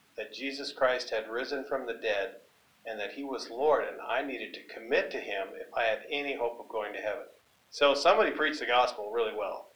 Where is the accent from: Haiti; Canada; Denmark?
Canada; British Columbia; growing up on a hay and cattle ranch in British Columbia near a small town